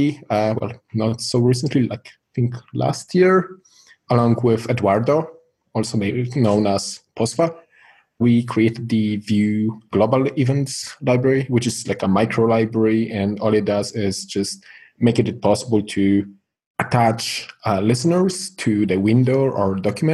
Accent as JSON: {"language": "English", "country": "Poland", "said": "I'm from Poland"}